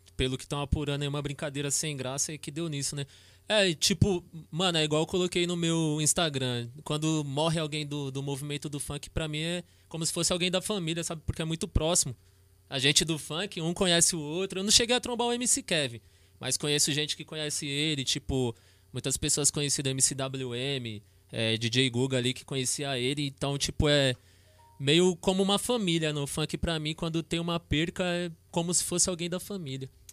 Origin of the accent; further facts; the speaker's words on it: São Paulo, Brazil; Bairro do Real Parque, que era onde eu morava na minha infância